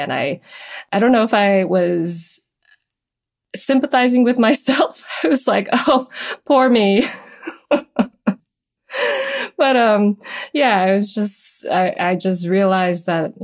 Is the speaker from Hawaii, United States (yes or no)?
yes; Honolulu, Hawaii, United States; I'm from Honolulu, Hawaii